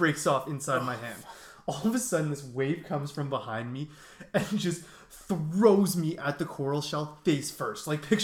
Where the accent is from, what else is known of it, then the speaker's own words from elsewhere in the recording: East Coast Canada, Canada; as a Canadian, or like at least an East Coast Canadian